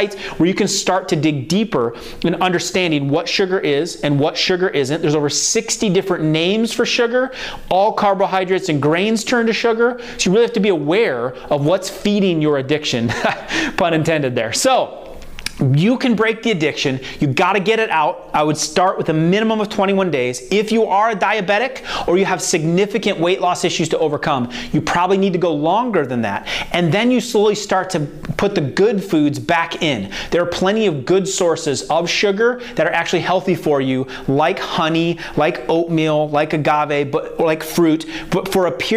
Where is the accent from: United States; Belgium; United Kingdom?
United States; Iowa; now in the South, United States; I'm from Iowa, so I didn't realize that when I moved down to the South that that's what they call it.